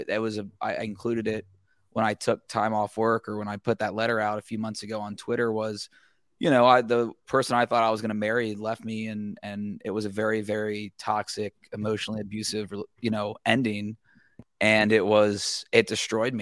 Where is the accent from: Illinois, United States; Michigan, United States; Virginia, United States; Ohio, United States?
Ohio, United States; Cincinnati; I'm from Cincinnati. I grew up there